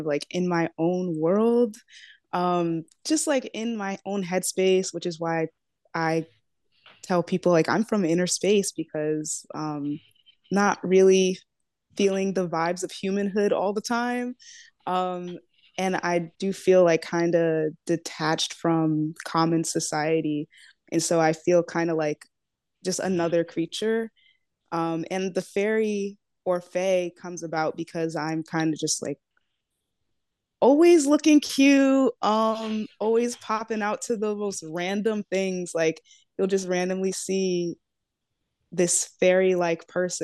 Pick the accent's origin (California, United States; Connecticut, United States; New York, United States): Connecticut, United States; New Haven; I'm from New Haven